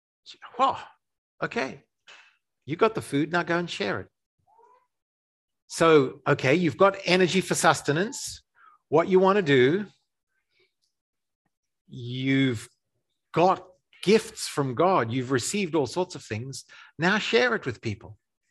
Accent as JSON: {"language": "English", "country": "Zimbabwe", "tie": "born or raised there", "also_born_or_lived": "South Africa", "said": "So I grew up in Africa in the during the transition to I can't even describe it. It's too politically fraught. The transition to black majority rule, to independence, to a post-colonial dictatorship in Zimbabwe."}